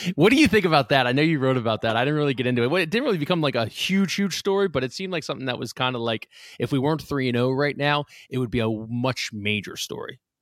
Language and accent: English; Lansdale, Pennsylvania, United States; I'm from Lansdale